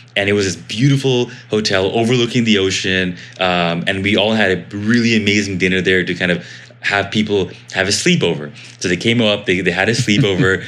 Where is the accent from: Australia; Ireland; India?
India; I am Indian, and so because of being Indian, we love being super, super scrappy